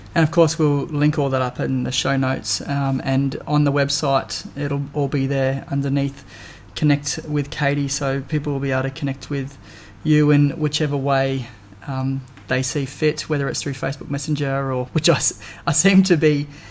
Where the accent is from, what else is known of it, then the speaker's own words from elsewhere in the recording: Darwin, Northern Territory, Australia; I was born and bred in Darwin